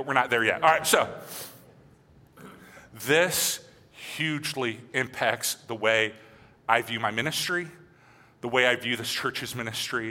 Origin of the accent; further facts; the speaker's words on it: United States; I was born and raised in America, I listened to country music